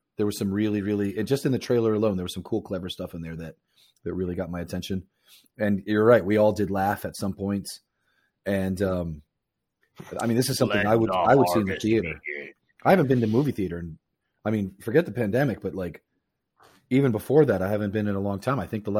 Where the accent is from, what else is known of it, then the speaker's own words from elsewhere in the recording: Florida, United States; As growing up in South Florida.